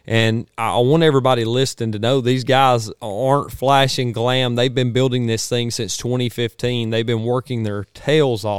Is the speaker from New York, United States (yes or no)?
no; Georgia, United States; we definitely got to represent for the Georgia boys